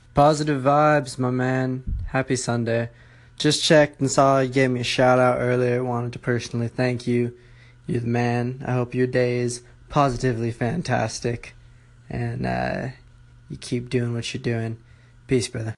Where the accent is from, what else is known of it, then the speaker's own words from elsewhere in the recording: Markham, Ontario, Canada; I'm Canadian. Okay, I'm from Toronto, Ontario, Markham to be exact.